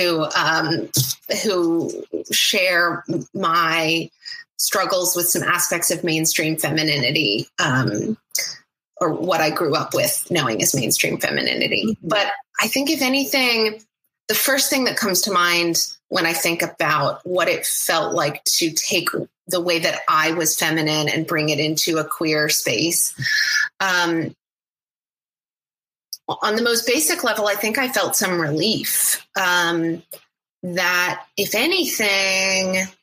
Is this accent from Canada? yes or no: no; Oklahoma, United States; now in Seattle, United States; I grew up in Oklahoma